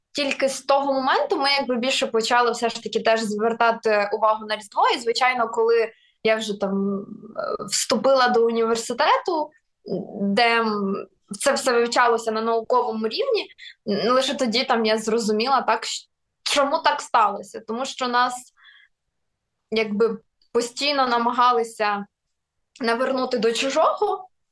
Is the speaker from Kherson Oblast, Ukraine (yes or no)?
yes; Kherson Oblast, Ukraine; first language Russian; Ukrainian is a second language; moved away; я сама із е, півдня України, я родом з Херсонщини.